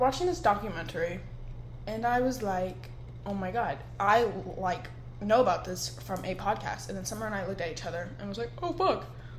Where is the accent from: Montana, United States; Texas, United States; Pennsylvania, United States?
Texas, United States; Austin; moved away as an adult; now in Hawaii, United States; I'm from Texas, Austin